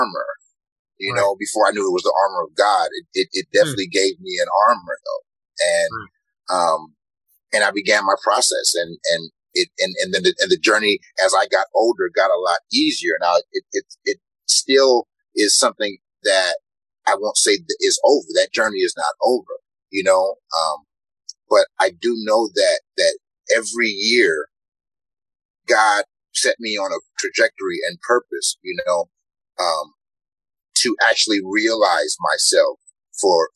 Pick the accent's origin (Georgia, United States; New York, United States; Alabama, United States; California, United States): California, United States; Los Angeles; Growing up in South Central Los Angeles, where, you know, you didn't see a lot of black men who looked like me at all